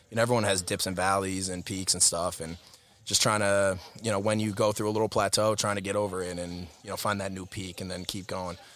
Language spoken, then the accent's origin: English; Greenlawn, New York, United States; I'm from Greenlawn, New York, uh, Harborfield School District, tiny little town in Huntington. Uh, grew up in the Harborfield District